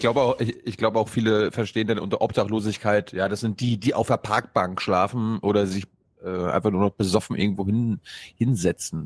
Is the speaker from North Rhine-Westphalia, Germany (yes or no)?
no; Berlin, Germany; als Berliner